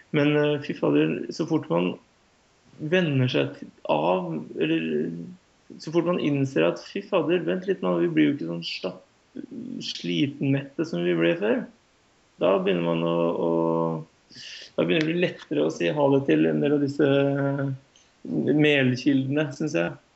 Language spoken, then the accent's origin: Norwegian; Norway; som nordmann